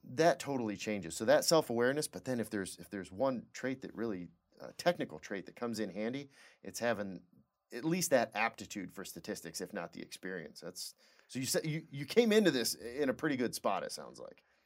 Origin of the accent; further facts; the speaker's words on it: Lapeer, Michigan, United States; I'm from Lapeer.